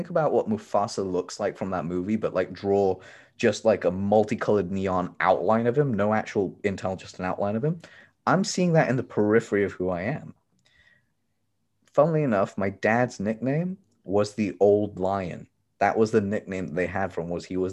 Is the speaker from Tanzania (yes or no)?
yes; Tanzania; moved away; I'm from Tanzania. I was born there. I am a Tanzanian native.